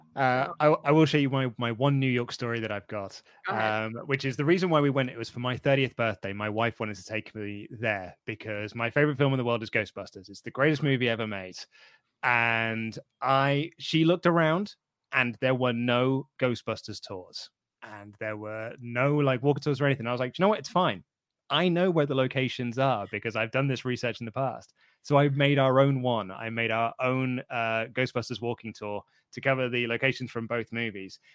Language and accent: English; United Kingdom; I'm British